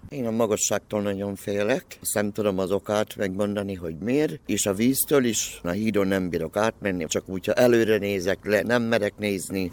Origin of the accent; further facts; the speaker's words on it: Kecskemét, Bács-Kiskun, Hungary; moved away as an adult; now in Szeged, Hungary; én kecskeméti vagyok, ide kerültem, mert ide küldtek